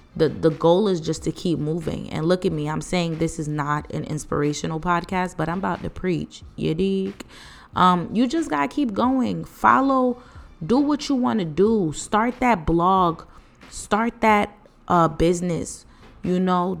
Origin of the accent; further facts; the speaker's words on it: East Orange, New Jersey, United States; also born or lived in Piscataway, New Jersey; I'm from East Orange, New Jersey